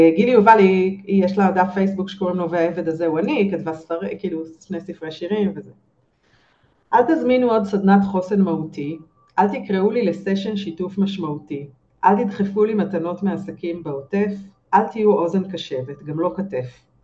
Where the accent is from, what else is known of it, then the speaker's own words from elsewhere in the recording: Israel; אנחנו כישראלים